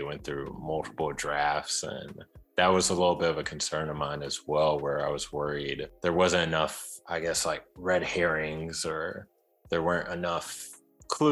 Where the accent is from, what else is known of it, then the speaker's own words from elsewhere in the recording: Chicago, Illinois, United States; I grew up in Chicago, so I have a lot of family all over Chicago